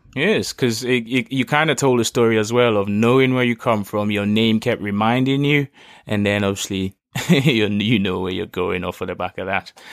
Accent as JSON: {"language": "English", "region": "Lagos", "country": "Nigeria", "tie": "born or raised there", "said": "growing up in Lagos"}